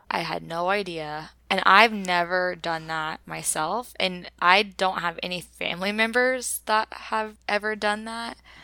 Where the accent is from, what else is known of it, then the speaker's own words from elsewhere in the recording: Oklahoma, United States; we grew up as farmers in Oklahoma